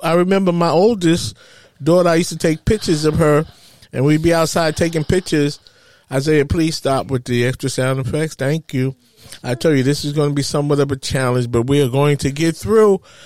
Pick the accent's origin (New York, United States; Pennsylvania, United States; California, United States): New York, United States; New York City; moved away as an adult; now in New Jersey, United States; I grew up in Harlem